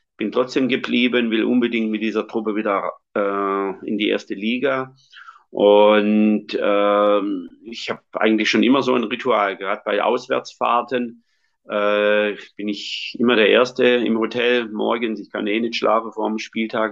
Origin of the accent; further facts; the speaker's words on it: Schonach, Baden-Württemberg, Germany; ich bin katholisch, auch so erzogen worden, bei uns in Schonach